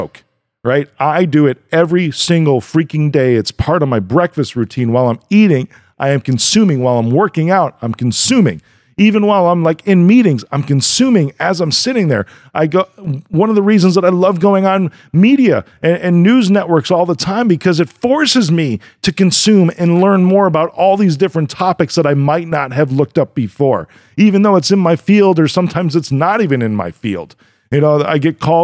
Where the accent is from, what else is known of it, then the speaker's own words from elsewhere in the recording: Chicago, Illinois, United States; I'm from Chicago